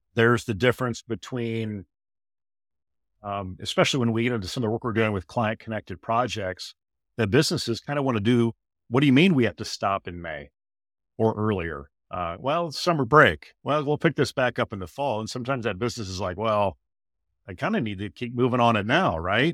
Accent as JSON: {"language": "English", "region": "Iowa", "country": "United States", "tie": "born or raised there", "said": "my home state of Iowa here"}